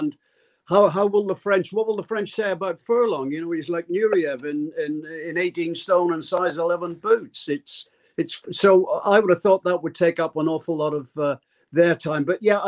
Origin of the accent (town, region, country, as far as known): Derry, Northern Ireland, United Kingdom; born or raised there